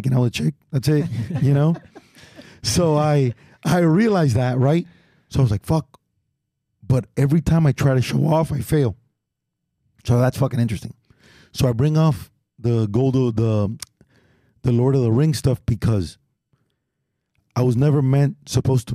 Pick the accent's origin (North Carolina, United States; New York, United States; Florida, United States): Florida, United States; Miami; I'm from the West